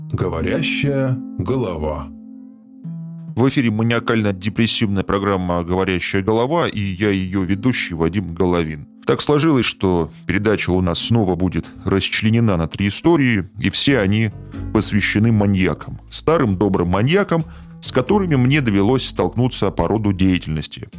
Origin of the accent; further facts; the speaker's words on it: Saint Petersburg, Russia; В моём родном городе Петербурге